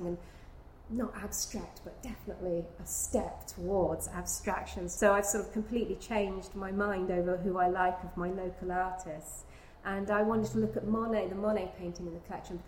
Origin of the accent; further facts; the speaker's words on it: Gainsborough country / Constable country, East of England, United Kingdom; not only did I grow up in Gainsborough country, but I grew up in Constable country because they're sort of pretty close